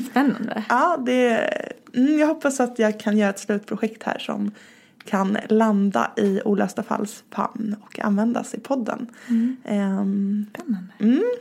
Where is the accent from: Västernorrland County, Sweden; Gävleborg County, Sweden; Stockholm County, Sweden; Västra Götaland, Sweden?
Stockholm County, Sweden; Stockholm; now in Malmö, Sweden; jag är nedflyttad från Stockholm. Eh, jag flyttade ner till Malmö för drygt fyra år sedan.